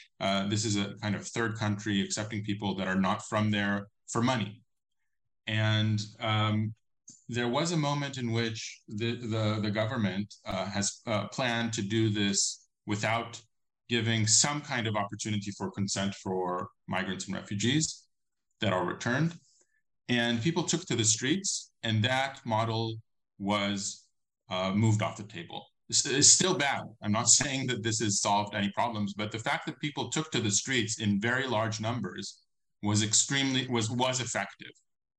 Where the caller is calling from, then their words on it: Israel; I'm not speaking from nowhere. I'm speaking from Israel